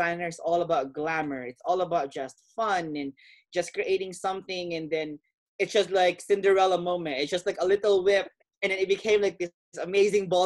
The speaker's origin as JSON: {"language": "English", "country": "Philippines", "said": "growing up in my culture, being Filipino"}